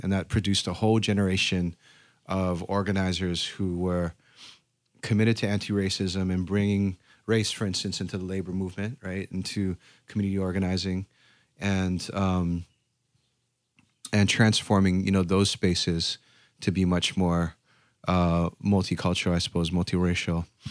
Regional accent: Honolulu, Hawaii, United States; moved away as an adult; also born or lived in Berkeley; I grew up in Honolulu, Hawaii

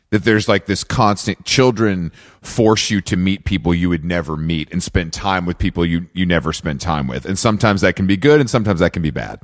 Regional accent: Atlanta, Georgia, United States; moved away as an adult; I'm from Atlanta, born and raised. So I lived there till I was like 24, 25

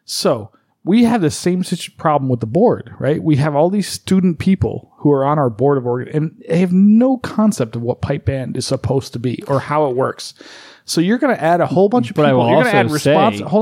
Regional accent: East Coast, United States; now in Las Vegas, United States; I'm from the East Coast.

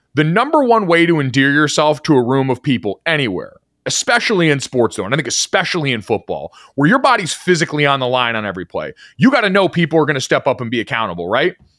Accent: Orlando, Florida, United States; moved away; I grew up in Orlando for a little bit as a kid

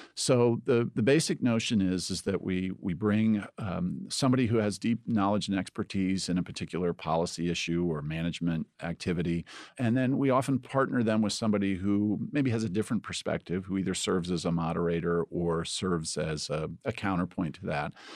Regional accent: Indiana, United States; moved away as an adult; now in Ohio, United States; I grew up in Indiana

